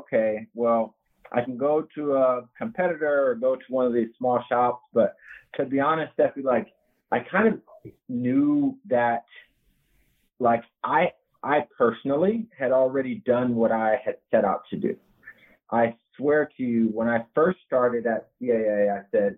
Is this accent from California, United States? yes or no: yes; Southern California, United States; moved away; also born or lived in Las Vegas; I'm from Southern California